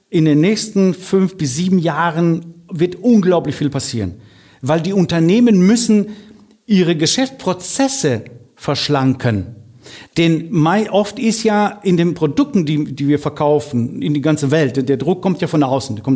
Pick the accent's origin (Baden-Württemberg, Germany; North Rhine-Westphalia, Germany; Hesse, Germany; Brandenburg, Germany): North Rhine-Westphalia, Germany; Dortmund; ich bin in Dortmund groß geworden, ich bin Dortmunder Junge, was soll ich tun?